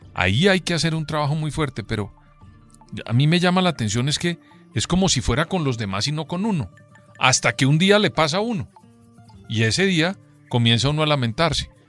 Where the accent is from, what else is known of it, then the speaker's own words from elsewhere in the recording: Colombia; como colombiano